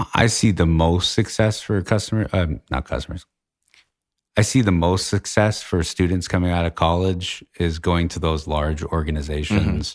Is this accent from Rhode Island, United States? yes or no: no; Litchfield, New Hampshire, United States; I grew up in Litchfield, New Hampshire